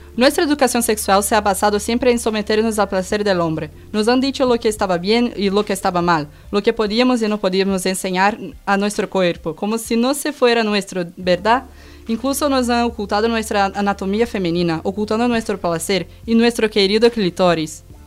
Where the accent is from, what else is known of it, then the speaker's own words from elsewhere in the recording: Brazil; moved away; Yo que soy de Brasil